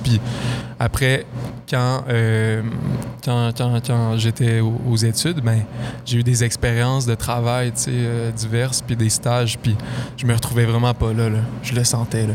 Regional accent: Lac-Beauport, Quebec, Canada; je viens de, Lac-Beauport

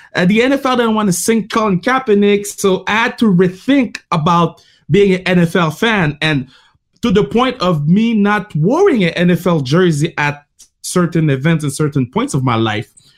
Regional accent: Canada; I'm a black man gr- growing up in Canada

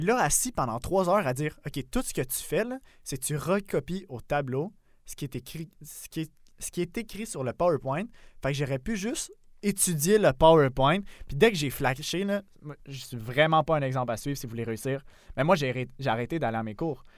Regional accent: South Shore of Montreal, Quebec, Canada; now in Montreal, Canada; j'étais dans mon petit carcan de la rive sud de, de Montréal. Après, j'étais allé, tu sais, dans la grande banlieue de Québec

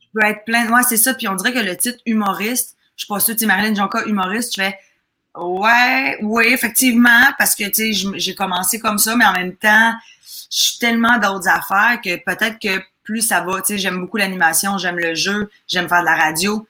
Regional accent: Chambly, Quebec, Canada; born or raised there; also born or lived in Lac-Saint-Jean, Quebec / Roberval, Quebec; now in Montreal, Canada

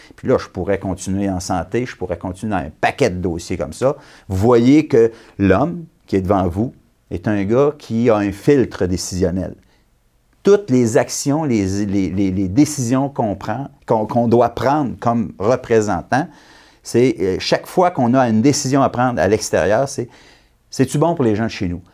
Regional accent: Abitibi, Quebec, Canada; je suis venu au monde en Abitibi, j'ai grandi en Abitibi

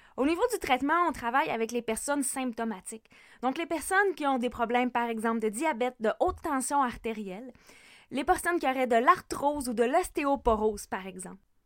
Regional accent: Lac Saint-Jean, Quebec, Canada; also born or lived in Sherbrooke, Canada / Montreal, Canada; je suis une femme du lac Saint-Jean.

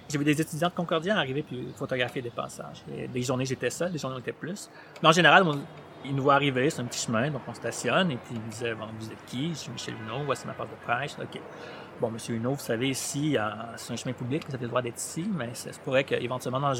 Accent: Chad; I don't speak Arab. Je viens du Tchad. Je parlais français. Un peu

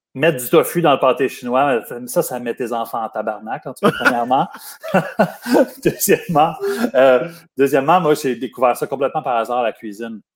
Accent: Montreal, Quebec, Canada; also born or lived in Lachenaie; je suis né à Montréal, puis après ça, pour mon adolescence, on est déménagé euh, en banlieue. On est allé à Lachenay.

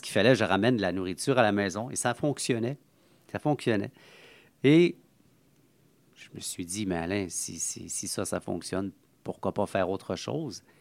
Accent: Montreal, Quebec, Canada; mon, enfance de Saint-Henri. Donc, j'ai été né euh, à Saint-Henri

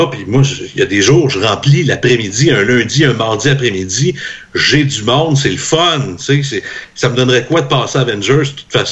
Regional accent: Trois-Rivières, Quebec, Canada; Ben, moi, je suis de Trois-Rivières, je sais

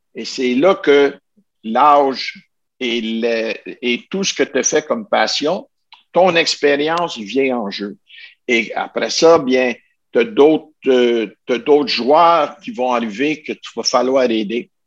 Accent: Ottawa, Ontario, Canada; Je viens de la région d'Ottawa

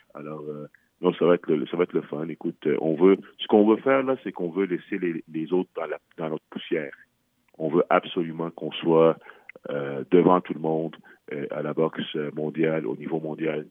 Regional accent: Quebec, Canada; au Canada, chez nous, au Québec

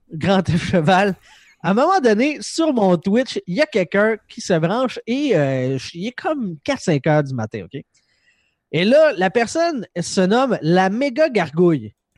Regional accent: Quebec, Canada; je suis du Québec.

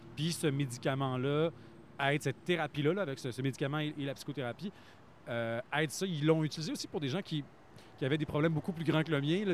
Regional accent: Plessisville, Quebec, Canada; j'ai grandi à Play Civil

